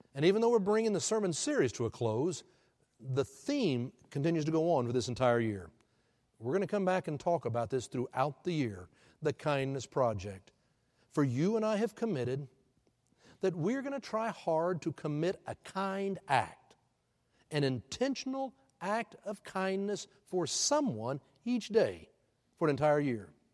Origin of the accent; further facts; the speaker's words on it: Houston, Texas, United States; now in Oklahoma City, United States; I'm born and raised in Houston